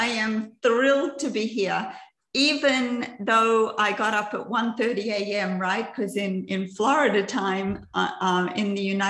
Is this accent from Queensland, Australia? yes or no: no; Cooranbong, New South Wales, Australia; also born or lived in Perth; I was born in Perth in Western Australia. And my dad decided when I was 6 years of age to become a preacher, right? So we moved from Western Australia to this little town in New South Wales called Currumbong.